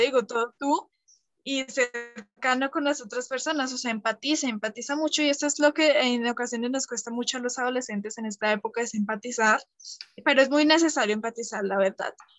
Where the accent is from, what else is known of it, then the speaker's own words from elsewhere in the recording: Colombia; yo soy de Colombia también